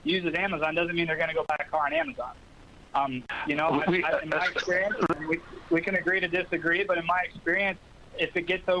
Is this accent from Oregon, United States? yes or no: no; Orlando, Florida, United States; I've got some of my best friends that I grew up with here in Orlando